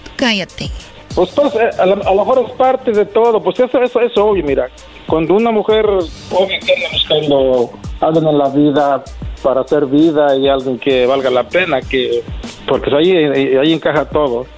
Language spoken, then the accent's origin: Spanish; Mexico; yo soy de San Luis.